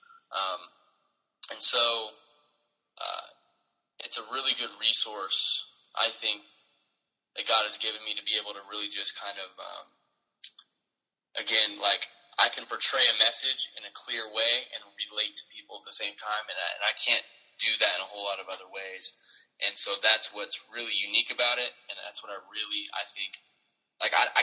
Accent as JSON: {"language": "English", "region": "Indiana", "country": "United States", "tie": "born or raised there", "said": "performing more often, at local churches and stuff, or camps and things like that in my hometown in Indiana"}